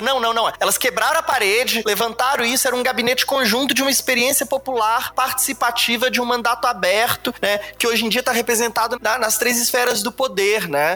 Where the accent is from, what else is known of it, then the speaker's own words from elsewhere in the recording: Belo Horizonte, Minas Gerais, Brazil; Eu sou de Belo Horizonte